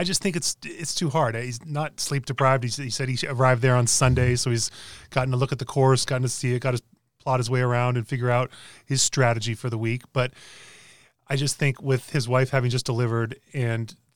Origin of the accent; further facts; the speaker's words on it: Cypress, California, United States; … and I, two guys born and raised in Cypress, California